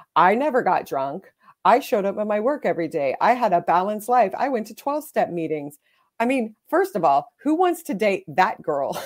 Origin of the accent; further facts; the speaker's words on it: Texas, United States; I grew up in Texas in the seventies and eighties